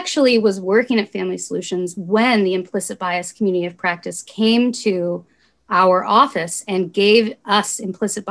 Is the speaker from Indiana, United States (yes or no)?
yes; Bloomington, Indiana, United States; I'm a born and raised Bloomingtonian.